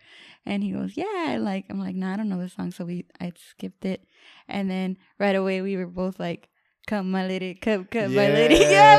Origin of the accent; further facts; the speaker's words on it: Southwest, United States; And then I lived, I grew up in the Southwest or whatever.